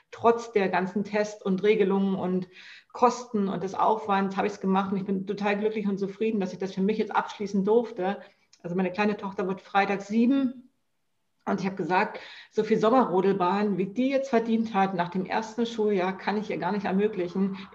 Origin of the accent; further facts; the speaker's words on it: East Germany, Germany; born there; Man muss aber sagen, ich bin in der DDR geboren